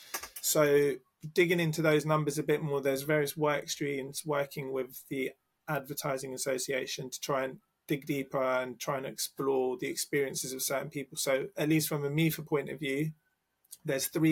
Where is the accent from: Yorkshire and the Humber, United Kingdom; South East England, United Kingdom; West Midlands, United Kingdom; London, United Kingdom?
London, United Kingdom; Oh, London